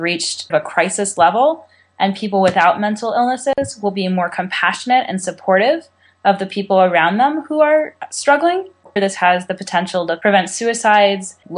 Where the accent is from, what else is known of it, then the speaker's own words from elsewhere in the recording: California, United States; I'm from California.